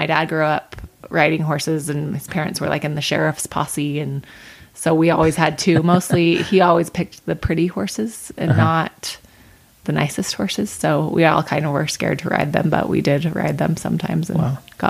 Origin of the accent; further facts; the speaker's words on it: North Ogden, Utah, United States; North Ogden.